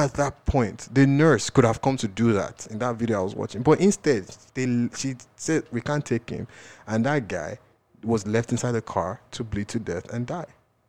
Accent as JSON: {"language": "English", "country": "Nigeria", "said": "So, you know, as a Nigerian, and he was shot by somebody."}